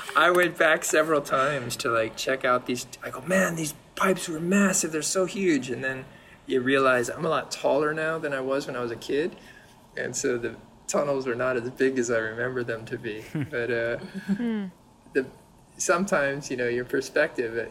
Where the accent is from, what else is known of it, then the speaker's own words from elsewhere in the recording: San Diego, California, United States; also born or lived in Berkeley; now in Jersey City, United States; I was born in San Diego